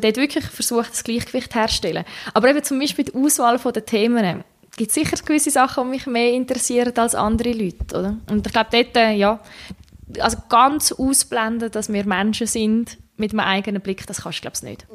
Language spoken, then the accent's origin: German; Switzerland; also born or lived in Czech Republic; ich bin in der Schweiz mehr oder weniger aufgewachsen. Also wir haben auch noch im Ausland gewohnt, wo ich klein bin als, als Kind